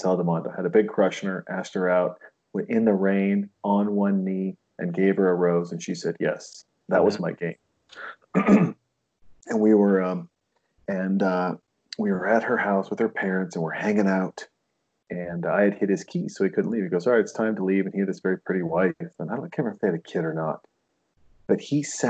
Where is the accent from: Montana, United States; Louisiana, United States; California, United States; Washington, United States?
Montana, United States; I was raised in Montana.